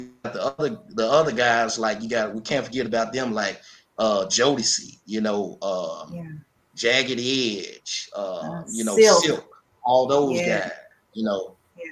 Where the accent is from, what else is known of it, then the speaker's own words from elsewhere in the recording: Memphis, Tennessee, United States; Yes, I was. Been here all my life.